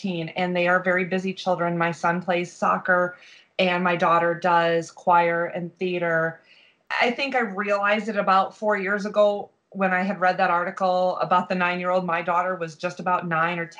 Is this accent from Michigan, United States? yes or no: yes; Michigan, United States; now in Florida, United States; we travel every year to Michigan because that's where my family is